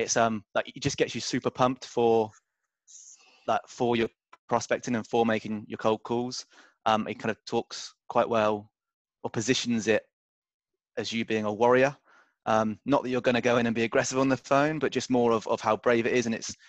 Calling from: Sydney, New South Wales, Australia; moved away as an adult; I'm calling in from Sydney, Australia.

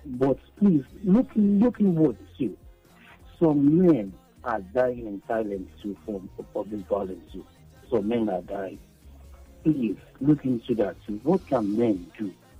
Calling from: Lagos Island, Lagos, Nigeria; from Lagos Island.

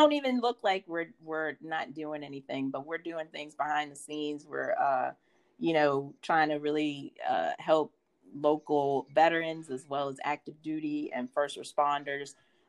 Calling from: Newport News, Virginia, United States; I am calling from the Newport News side of the Hampton Roads area.

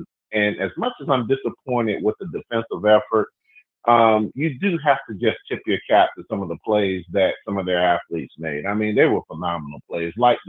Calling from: Atlanta, Georgia, United States; Yeah, hi, Kyle. … from Atlanta.

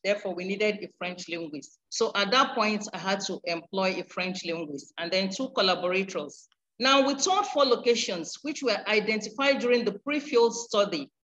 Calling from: Lagos, Nigeria; I am presenting from Lagos.

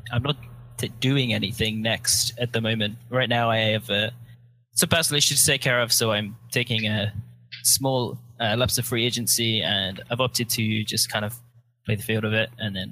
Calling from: Santa Monica, California, United States; I'm in Santa Monica.

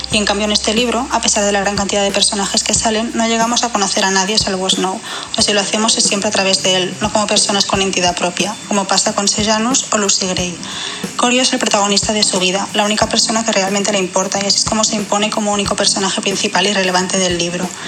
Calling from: Barcelona, Catalonia, Spain; de Barcelona.

